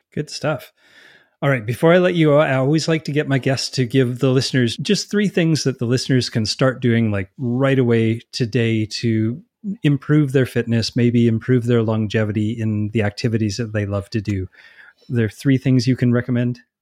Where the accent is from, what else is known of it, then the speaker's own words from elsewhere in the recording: Canada; being Canadian